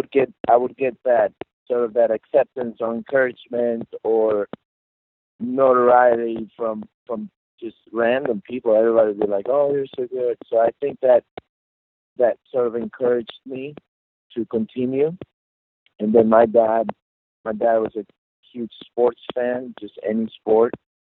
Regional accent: Guadalajara, Jalisco, Mexico; moved away; I was 5 years old, so very young, and growing up in Guadalajara, Mexico

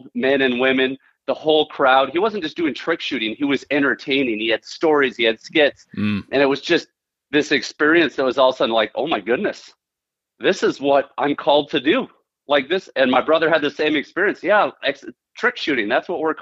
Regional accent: Central Minnesota, United States; I'm from Central Minnesota, born and raised

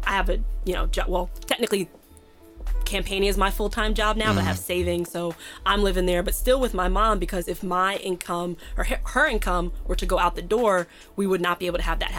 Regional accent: Montclair, New Jersey, United States; also born or lived in New Brunswick, New Jersey / Newark, New Jersey; I'm from Montclair. So I was literally born in St. Peter's Hospital in New Brunswick.

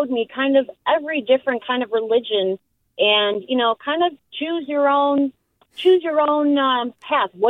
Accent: Norway; also born or lived in Park Ridge, United States; now in Benicia, United States; Um, I'm originally I'm originally from Norway. I had a father. I'm Jewish by you know heritage.

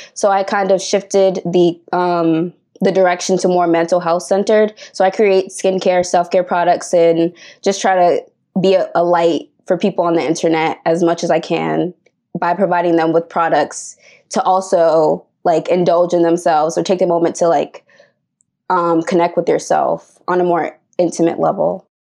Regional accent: Boston, Massachusetts, United States; I'm from Boston, Massachusetts

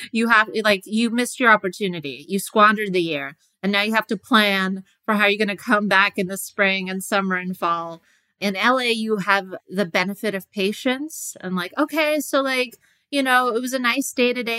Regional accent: New York, United States; now in Los Angeles, United States; I grew up in New York.

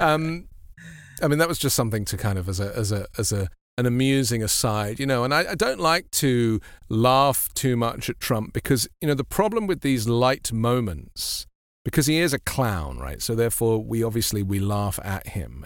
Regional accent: London, United Kingdom; I grew up in London, which is a kind of very mixed society

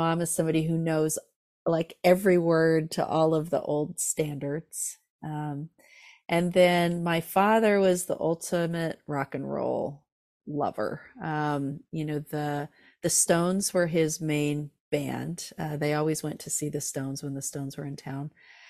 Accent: California, United States; Yeah. So I grew up in Southern California in Orange County, and music was all around me

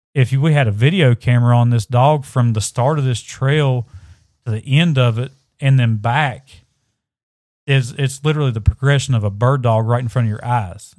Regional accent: Southern West Virginia, United States; I'm from Southern West Virginia

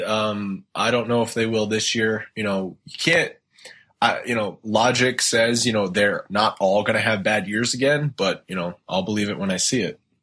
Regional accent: Rhode Island, United States; now in Boston, United States; I grew up in Rhode Island, uh, and actually, right now I live in Boston

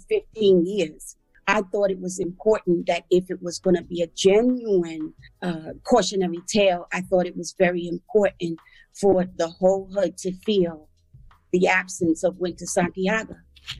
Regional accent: Bronx, New York, United States; And for the first part of my life, I grew up in the Bronx. First, I was on Crows Avenue in a house, and my parents divorced, and I was in the projects in Throgs Neck.

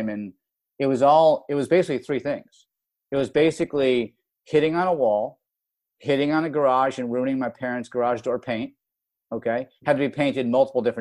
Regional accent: Rochester, New York, United States; moved away as an adult; growing up in Rochester, New York

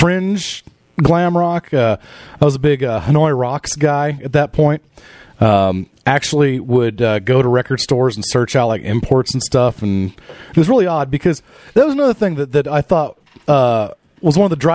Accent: Norman, Oklahoma, United States; growing up in Norman

